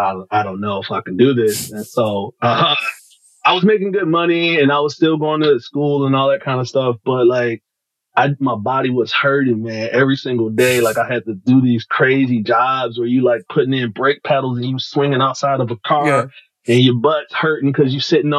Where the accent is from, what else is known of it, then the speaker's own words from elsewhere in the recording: Detroit, Michigan, United States; I'm from Detroit, right? So, Detroit born and raised